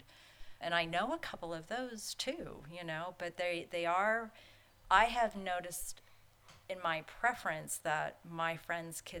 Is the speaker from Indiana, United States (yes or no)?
no; San Diego, California, United States; I grew up in San Diego and we had a beach house down in Mission Beach